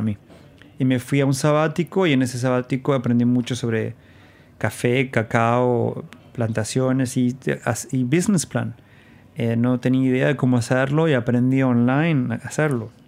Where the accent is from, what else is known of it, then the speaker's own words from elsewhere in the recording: Jáchal, San Juan, Argentina; moved away as an adult; also born or lived in Rodeo, San Juan, Argentina / Brazil; now in New York, United States; mi niñez la pasé siempre en San Juan, ah, en un pueblo llamado Hachal